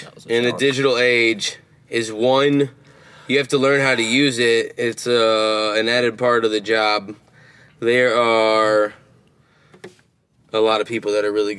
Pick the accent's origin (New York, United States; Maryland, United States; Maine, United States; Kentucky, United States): Kentucky, United States; Western; now in Nashville, United States; I play guitar. I'm from Western Kentucky, little goat cattle ranch out there.